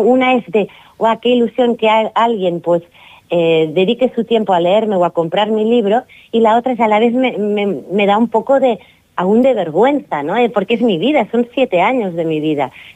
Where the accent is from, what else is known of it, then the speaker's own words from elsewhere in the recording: Girona, Catalonia, Spain; also born or lived in Barcelona; now in Fuerteventura, Spain; no nací en Girona porque casi me moría y nací en Barcelona, pero soy de Girona